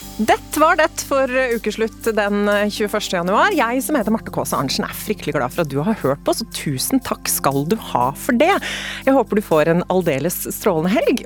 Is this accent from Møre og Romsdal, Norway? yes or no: no; Telemark, Norway; Telemark, der jeg er fra